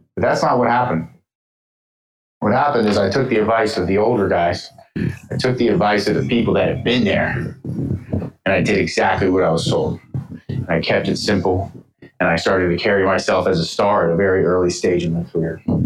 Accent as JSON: {"language": "English", "town": "Atlanta", "region": "Georgia", "country": "United States", "tie": "born or raised there", "moved": "yes", "said": "Atlanta, Georgia, where I was born, mind you. I was born in Atlanta in September 9th, 1993"}